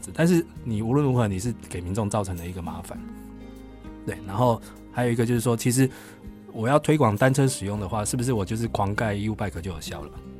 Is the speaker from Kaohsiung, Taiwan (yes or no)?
yes; Kaohsiung, Taiwan; 第二个有捷运的城市是高雄哦，我的我的故乡这样子。